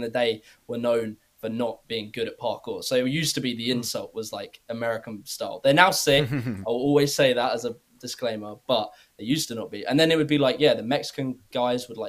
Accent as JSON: {"language": "English", "country": "United Kingdom", "said": "as British people"}